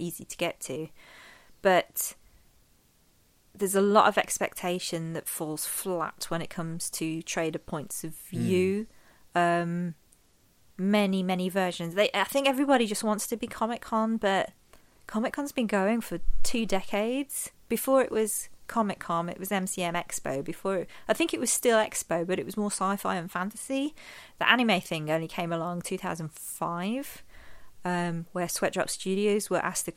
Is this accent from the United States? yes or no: no; Midlands, United Kingdom; I grew up in the Midlands